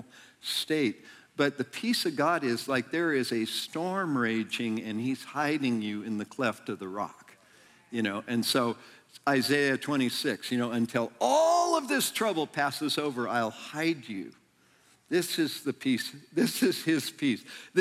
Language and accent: English; near Yosemite National Park, California, United States; I grew up near Yosemite National Park